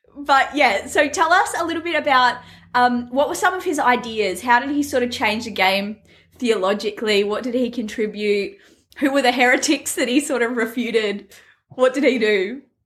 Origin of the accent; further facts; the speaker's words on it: Australia; I'm an Aussie, so I don't pronounce anything correctly.